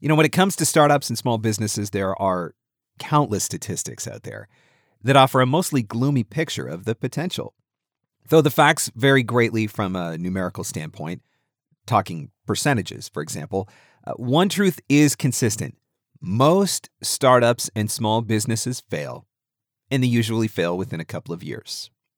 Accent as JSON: {"language": "English", "country": "Canada", "said": "Now, I don't, because I'm a nice guy. I'm a Canadian. We don't do things like that."}